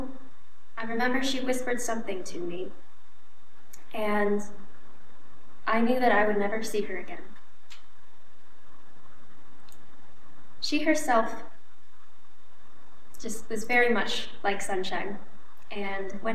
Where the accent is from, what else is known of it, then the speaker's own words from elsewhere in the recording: Wisconsin, United States; moved away as an adult; also born or lived in Bangkok, Thailand; now in Ohio, United States; My adoptive family lives in Wisconsin, and I lived there for about 17 years